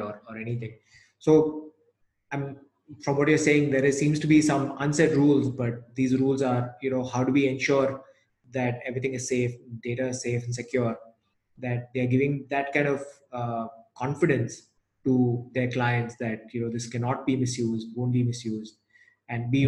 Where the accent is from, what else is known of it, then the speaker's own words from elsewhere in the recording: Chennai, Tamil Nadu, India; now in Gurgaon, India; I'm from Chennai